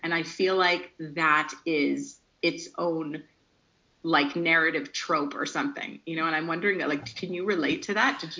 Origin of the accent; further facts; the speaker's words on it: Ontario, Canada; I came from Ontario, but I've also similarly like been here a year and a half, going to slowly be 2 years